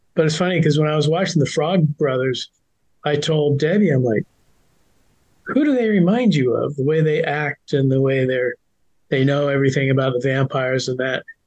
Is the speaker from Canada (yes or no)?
no; San Francisco Bay Area, California, United States; I grew up in the San Francisco Bay Area